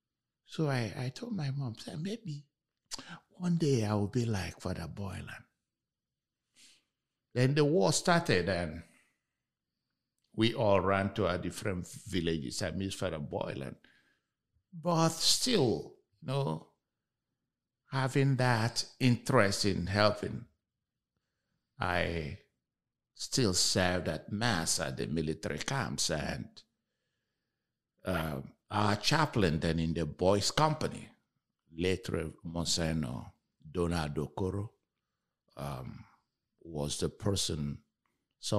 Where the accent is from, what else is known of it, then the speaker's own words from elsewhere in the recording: Nigeria; now in Houston, United States; I'm also originally from Nigeria.